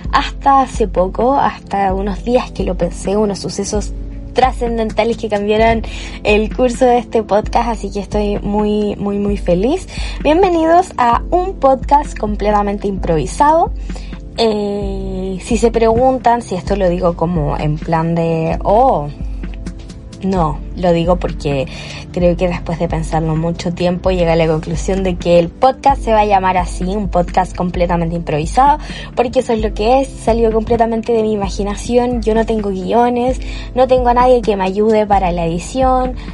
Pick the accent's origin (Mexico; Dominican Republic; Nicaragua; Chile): Chile; para los que se preguntan por mi acento, yo soy chilena, tengo actualmente 19 años